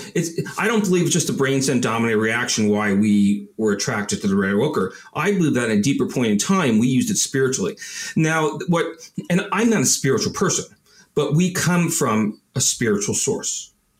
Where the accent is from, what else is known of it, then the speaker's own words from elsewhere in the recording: Babylon, New York, United States; moved away; I'm from originally Long, yes, Babylon area.